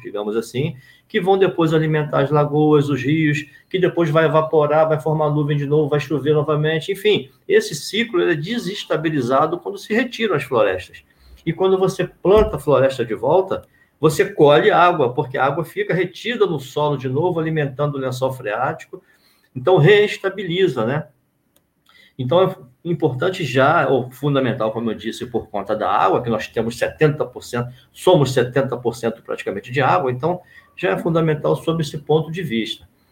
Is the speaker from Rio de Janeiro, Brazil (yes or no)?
yes; São Gonçalo, Rio de Janeiro, Brazil; nasci no Alcântara. Uma alegria de ter crescido ali no Alcântara, no Jardim Alcântara